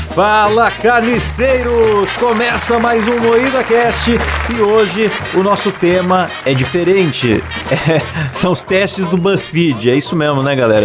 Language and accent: Portuguese; São Paulo, Brazil; eu nasci em São Paulo